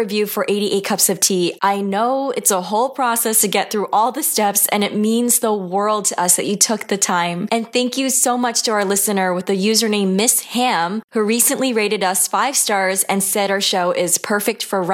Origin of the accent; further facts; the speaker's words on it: New York, United States; my hometown in New York